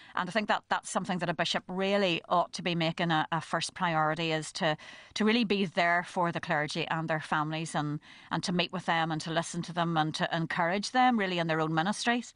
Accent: Belfast, Northern Ireland, United Kingdom; also born or lived in County Down / Dublin; I was brought up in East Belfast during the Troubles

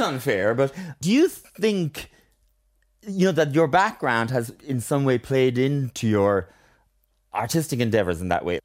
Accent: Ireland; also born or lived in Tokyo, Japan; I'm delighted to be Irish

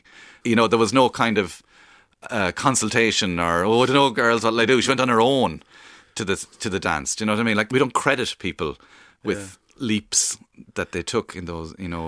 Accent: Cork, Munster, Ireland; accent: Cork accent; because my accent's kind of neutral because my mother's from Kilkenny, so I'm sort of, I'm not a pure Cork accent or breed.

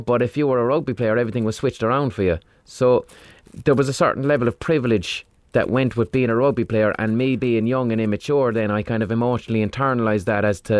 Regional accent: Limerick, Munster, Ireland; I grew up in Limerick, which is a mad rugby town

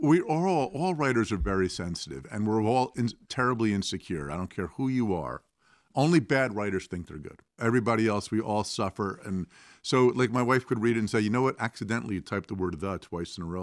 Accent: New Jersey, United States; my home state, if you can picture a map of America on the far right where I live in New Jersey

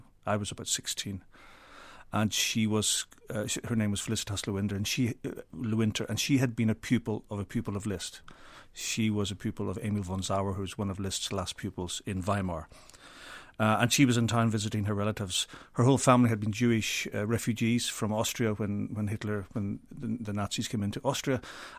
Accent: Belfast, Northern Ireland, United Kingdom; I was very lucky growing up in Belfast because I had the chance to play lots of different instruments

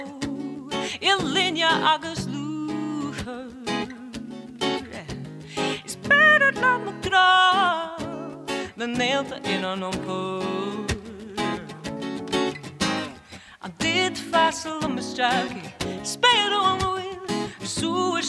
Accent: Ennis, County Clare, Ireland; I grew up in Ennis.

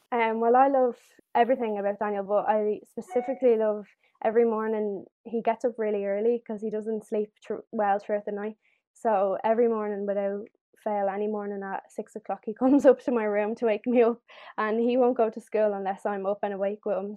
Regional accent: Dublin, Leinster, Ireland; I'm 18 years old and I'm from Dublin

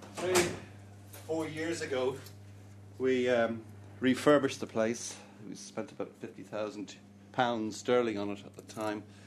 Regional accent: Dublin, Leinster, Ireland; I was born and bred in Dublin, I was educated here, I've lived nowhere else

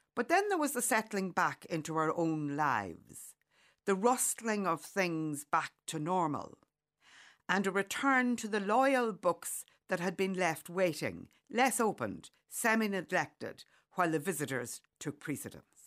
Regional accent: County Monaghan, Ireland; Growing up in County Monaghan

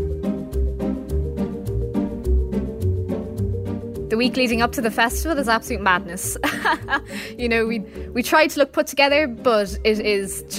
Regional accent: Waterford, Munster, Ireland; I'm from Waterford.

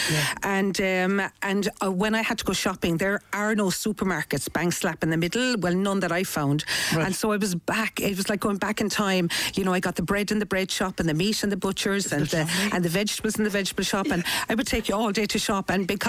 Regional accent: Cork, Munster, Ireland; because I'm from Cork, boy.

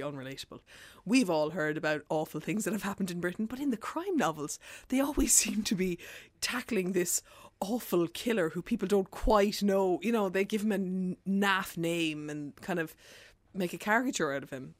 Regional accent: Ireland; our inherited trauma as Irish people

